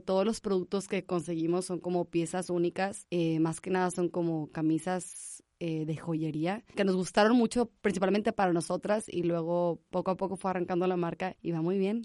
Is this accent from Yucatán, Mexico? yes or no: no; Monterrey, Nuevo León, Mexico; also born or lived in Barcelona; soy de Monterrey, Nuevo León, de aquí